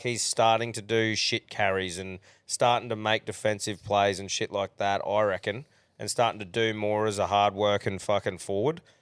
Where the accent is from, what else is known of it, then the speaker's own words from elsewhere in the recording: Queensland, Australia; as a Queenslander